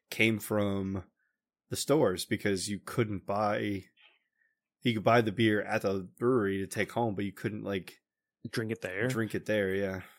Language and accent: English; Noblesville, Indiana, United States; I think my Twitter it tells you I'm from Noblesville.